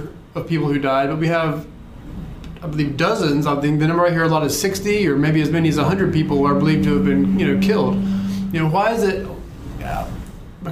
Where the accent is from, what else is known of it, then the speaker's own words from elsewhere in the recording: Wilmington, North Carolina, United States; I grew up here. I grew up in Wilmington.